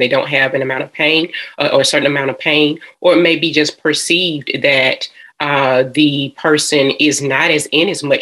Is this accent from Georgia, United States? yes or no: yes; Atlanta, Georgia, United States; I am a Georgia peach. I am from Atlanta, Georgia